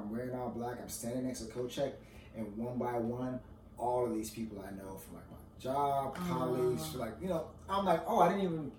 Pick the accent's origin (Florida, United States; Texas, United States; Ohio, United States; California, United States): Florida, United States; moved away; I'm from Florida